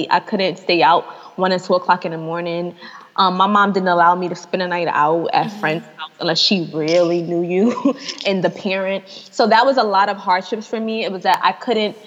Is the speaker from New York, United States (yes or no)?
yes; New York City, New York, United States; moved away as an adult; also born or lived in Atlanta; I'm in Atlanta. I'm from New York